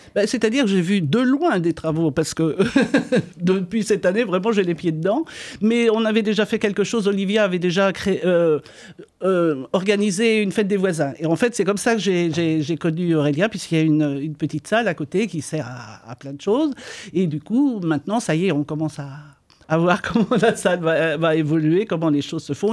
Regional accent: Parthenay, Nouvelle-Aquitaine, France; now in Poitiers, France; je ne suis pas d'ici à l'origine, je suis de Partenay.

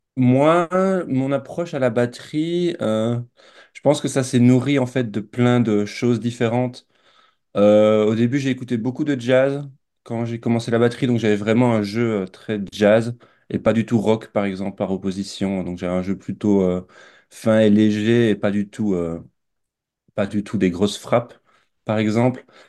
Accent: Belgium; now in France; je suis né, j'ai grandi en Belgique, je vis maintenant en France

